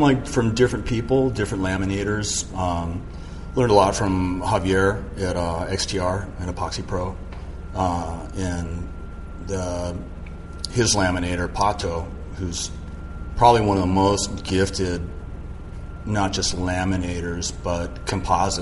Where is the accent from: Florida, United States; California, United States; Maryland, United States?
California, United States; Malibu; also born or lived in San Mateo, California; we moved to Point Doom in Malibu. And we had access right to, Point Doom. And Little Doom was right there. And that was where I grew up.